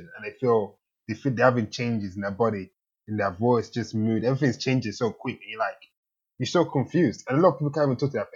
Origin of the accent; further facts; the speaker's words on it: Kent, South East England, United Kingdom; also born or lived in Nigeria; I grew up in Kent